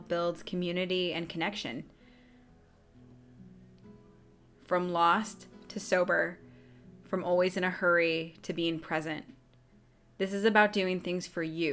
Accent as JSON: {"language": "English", "country": "United States", "moved": "yes", "said": "I'm from the Quad City area originally"}